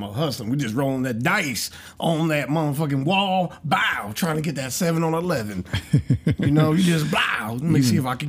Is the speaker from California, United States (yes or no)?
yes; Oakland, California, United States; moved away; also born or lived in Georgia; I'm from Cali, right? In Oakland, we had a burrito place.